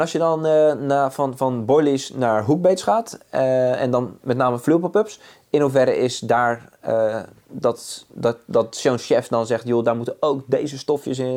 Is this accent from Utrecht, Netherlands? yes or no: no; Zeeland, Netherlands; born or raised there